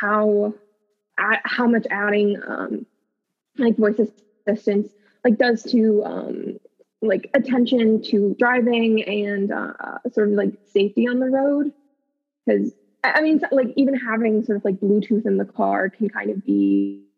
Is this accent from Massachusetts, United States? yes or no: no; Virginia, United States; I grew up in Virginia, so kind of driving everywhere